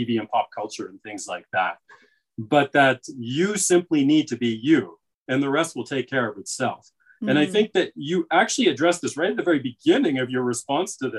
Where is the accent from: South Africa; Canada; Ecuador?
Canada; I have American family, and I see how they are African-American, you know, in ways that I am not, because I'm Canadian